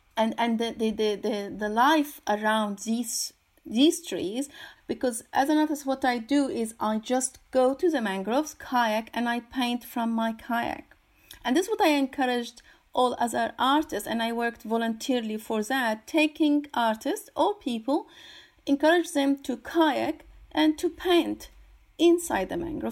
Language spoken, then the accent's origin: English; Syria; moved away; I'm originally from Syria